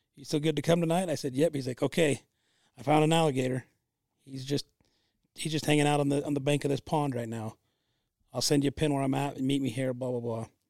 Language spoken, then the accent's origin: English; Utah, United States; I'm from Utah